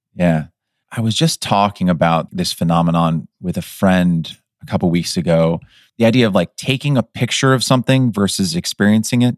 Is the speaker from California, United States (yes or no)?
yes; Pleasanton, California, United States; my hometown of Pleasanton